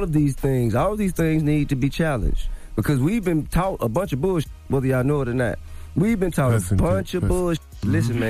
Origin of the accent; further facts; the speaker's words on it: New York, United States; I'm an old soul for one. Plus, I grew up in New York, you know what I'm saying?